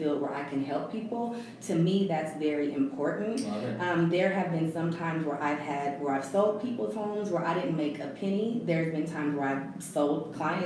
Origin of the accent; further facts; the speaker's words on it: Denver, Colorado, United States; moved away as an adult; also born or lived in Atlanta, Georgia; I am from Denver, Colorado, Denver native. I graduated from George Washington High School in 1997.